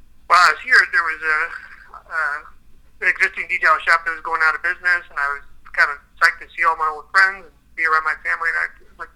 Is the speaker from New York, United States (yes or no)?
no; Carlisle, Pennsylvania, United States; also born or lived in Aspen, Colorado; I'm from Carlisle, and I grew up here, went to high school here